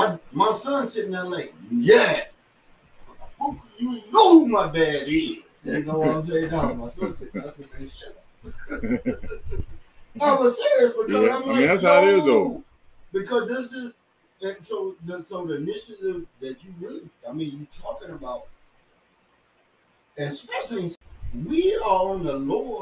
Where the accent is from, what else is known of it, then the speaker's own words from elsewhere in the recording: India; So I'm from India, and I come in here.